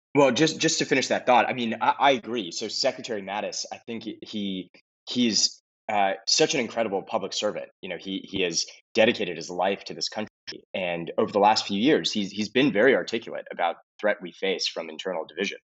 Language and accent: English; Los Angeles, California, United States; moved away as an adult; I grew up in Los Angeles, California.